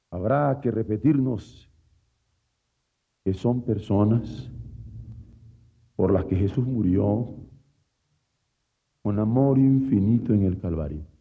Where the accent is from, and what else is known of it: Mexico